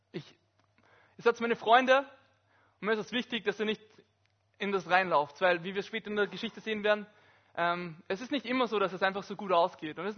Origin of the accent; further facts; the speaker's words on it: Upper Austria, Austria; ich komme aus Oberösterreich und das ist vielleicht vergleichbar mit GRK und Sturm in Graz.